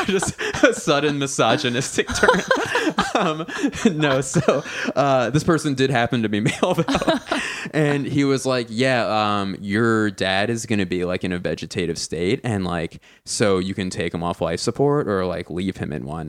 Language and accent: English; Philadelphia, Pennsylvania, United States; now in Los Angeles, United States; I don't say I'm like from LA because I'm from Philly